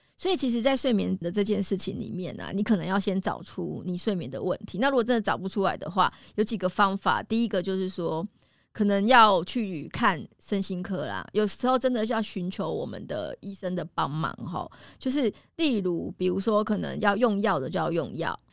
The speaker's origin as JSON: {"language": "Chinese", "country": "Taiwan", "said": "我们台湾人"}